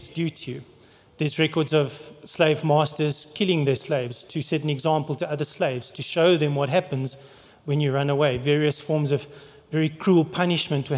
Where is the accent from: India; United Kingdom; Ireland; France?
United Kingdom; England; now in South Africa; I'm English